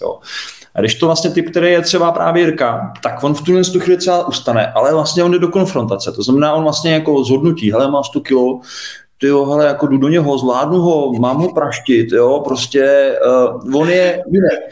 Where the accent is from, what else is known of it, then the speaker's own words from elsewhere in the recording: Czechia; my jako Češi